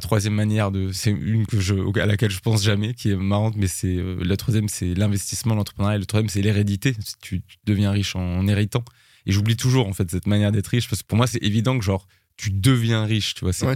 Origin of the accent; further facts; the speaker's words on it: France; je suis français